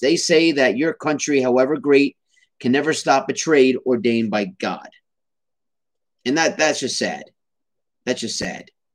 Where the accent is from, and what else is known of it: United States